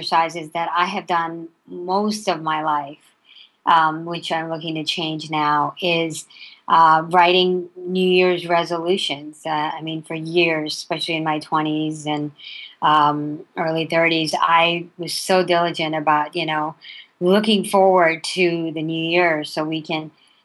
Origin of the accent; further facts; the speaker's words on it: India; now in United States; I was raised in India and initially and through my early years. And then when I came to the U.S.